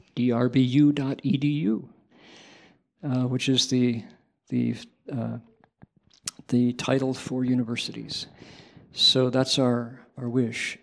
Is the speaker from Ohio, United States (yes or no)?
yes; Toledo, Ohio, United States; moved away; I grew up where? Toledo, Ohio small town